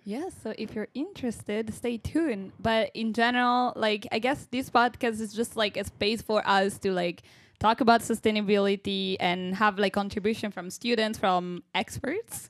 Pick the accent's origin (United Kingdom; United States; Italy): Italy; moved away as an adult; now in Groningen, Netherlands; I come from Italy